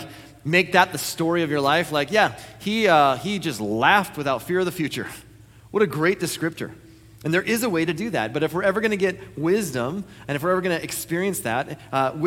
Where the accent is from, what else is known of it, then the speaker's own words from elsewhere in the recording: United States; I was born in the United States of America.